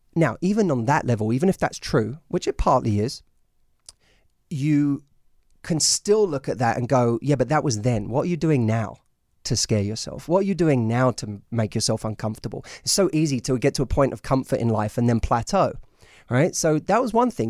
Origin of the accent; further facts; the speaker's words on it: London, United Kingdom; moved away as an adult; now in United States; I'm from London